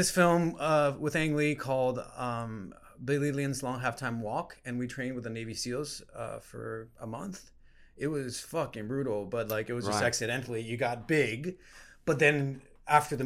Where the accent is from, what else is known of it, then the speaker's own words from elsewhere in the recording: Guatemala; also born or lived in New York, United States; now in Los Angeles, United States; I'm from Guatemala.